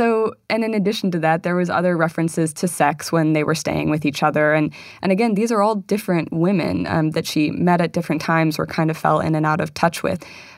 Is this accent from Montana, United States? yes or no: yes; Montana, United States; that had not been emphasized when I was growing up in Montana learning about Jeanette Rankin.